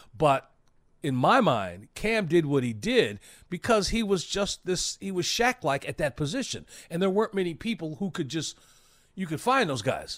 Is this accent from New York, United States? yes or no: no; Chicago, Illinois, United States; I grew up in Chicago